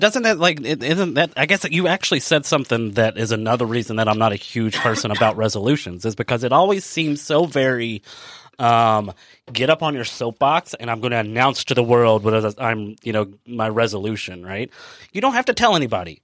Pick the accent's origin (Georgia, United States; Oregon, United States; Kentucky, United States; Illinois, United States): Kentucky, United States; we're from Kentucky